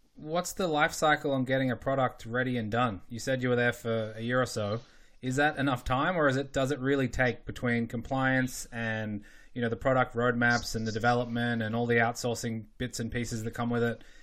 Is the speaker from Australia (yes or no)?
yes; Australia; moved away; growing up in Australia